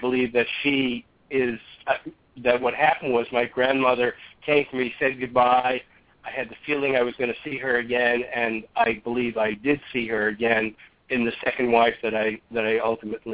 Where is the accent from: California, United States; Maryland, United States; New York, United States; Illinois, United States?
New York, United States; I grew up in New York